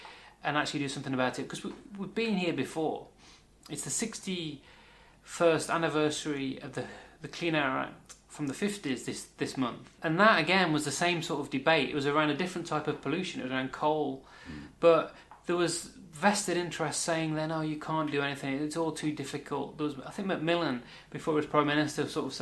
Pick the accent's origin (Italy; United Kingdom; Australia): United Kingdom; Wolverhampton, West Midlands; moved away; I'm from the West Midlands. I was born in Wolverhampton